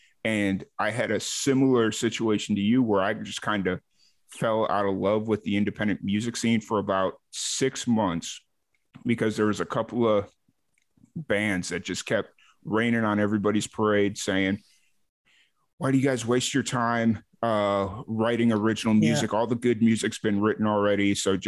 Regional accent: Chicago, Illinois, United States; accent: Chicago; moved away; I was born in Chicago. I had a hardcore Chicago accent, and it's been about, let's see, when I left Chicago in 2009, and now like my accent is just blended with this amalgamation of a whole bunch of different places I've lived.

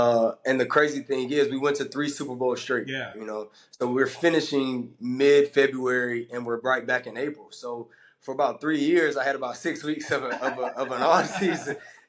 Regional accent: Georgia, United States; You know, I came from the South, from Georgia, and went to Auburn. So my life had always been in the South.

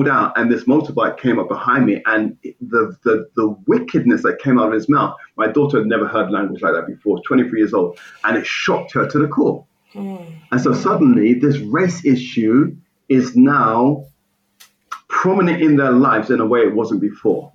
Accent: United Kingdom; I grew up outside of London as well.

